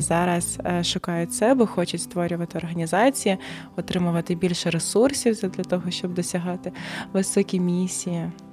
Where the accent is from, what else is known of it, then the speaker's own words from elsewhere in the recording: Donetsk, Donetsk Oblast, Ukraine; Ukrainian is a second language; moved away as an adult; now in Kyiv, Ukraine; я сама з Донецька, народилася в Донецьку, а вісім років, як я можу вже напевно казати, ще я з Києва, бо тут мій другий дім.